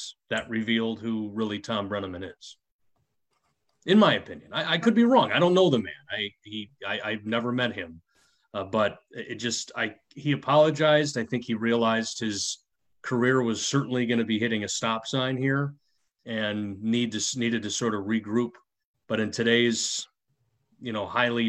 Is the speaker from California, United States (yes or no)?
no; Chicago, Illinois, United States; that was the time I grew up and the place that I grew up in Chicago